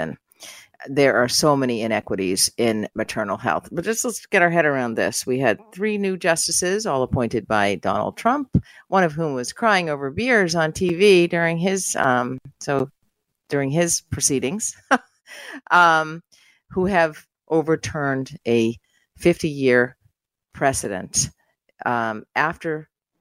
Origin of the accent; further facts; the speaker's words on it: United States; I'm American